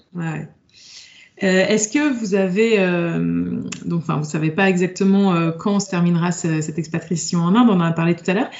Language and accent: French; France; en tant que bon français